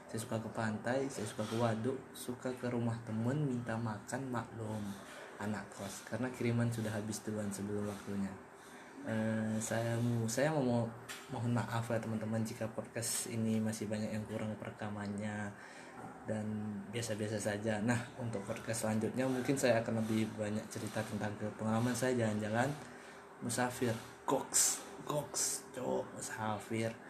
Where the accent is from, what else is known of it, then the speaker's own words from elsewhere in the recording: Batam, Riau Islands, Indonesia; born there; Saya lahir di Kepulauan Riau atau lebih rincinya lagi di Kota Batam, tepatnya Pulau Kasu, 14 November 1999.